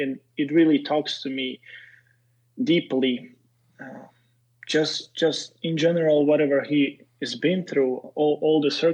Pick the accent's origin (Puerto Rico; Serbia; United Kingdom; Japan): Serbia; English is a second language; moved away as an adult; also born or lived in Slovak ethnicity; now in United States; I come from Serbia